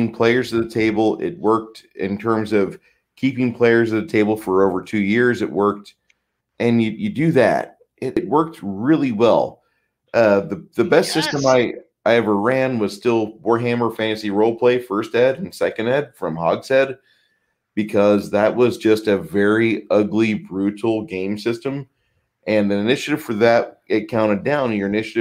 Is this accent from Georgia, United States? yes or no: no; Decatur, Illinois, United States; born or raised there